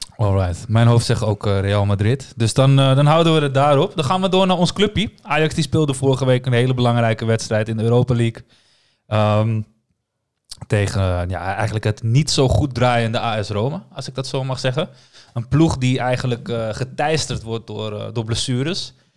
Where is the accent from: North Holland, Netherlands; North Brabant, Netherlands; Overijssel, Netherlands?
North Holland, Netherlands; Amsterdam; ik ben gewoon daar een arrogante Amsterdammer